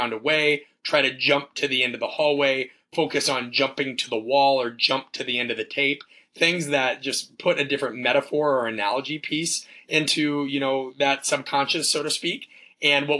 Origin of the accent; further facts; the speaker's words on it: Omaha, Nebraska, United States; moved away as an adult; also born or lived in Kansas; growing up in Omaha, Nebraska